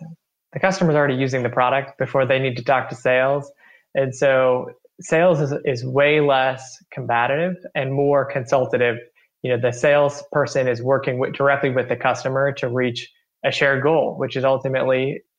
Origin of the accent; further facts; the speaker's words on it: Chardon, Ohio, United States; My hometown is Chardon, Ohio, population roughly 5,000.